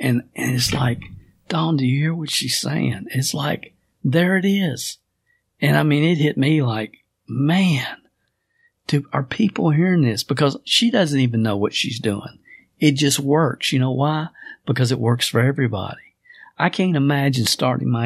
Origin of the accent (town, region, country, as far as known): Kentucky, United States; born or raised there